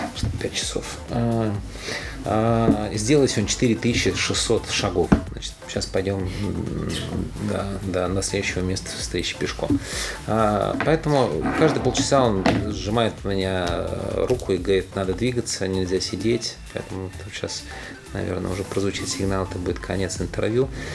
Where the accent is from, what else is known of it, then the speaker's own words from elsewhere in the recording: Odesa, Odesa Oblast, Ukraine; moved away; also born or lived in Tolyatti, Samara Oblast, Russia / Moscow, Russia; я родился в Одессе